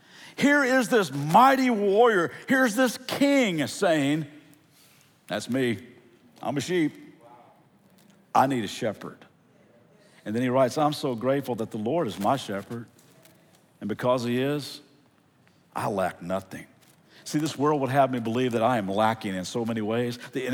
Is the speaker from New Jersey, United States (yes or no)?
no; Central Kentucky, United States; moved away; also born or lived in California; I'm from Central Kentucky. Actually, we just moved 2 weeks ago from California back to Kentucky to help with family. And Central Kentucky is a beautiful place.